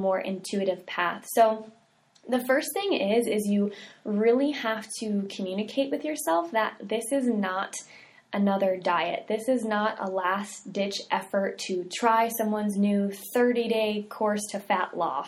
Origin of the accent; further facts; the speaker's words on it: the South, United States; We're from the South